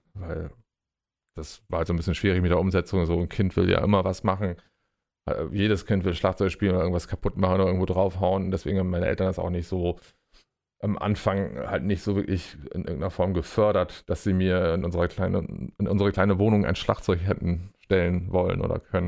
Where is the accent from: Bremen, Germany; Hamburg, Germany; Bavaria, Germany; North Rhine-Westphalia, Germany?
Bremen, Germany; ich bin äh, tatsächlich in Deutschland, in meiner Heimatstadt Bremen geboren